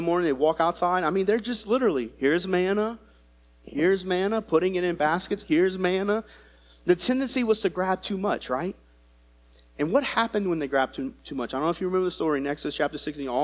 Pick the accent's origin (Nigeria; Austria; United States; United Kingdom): United States; as an American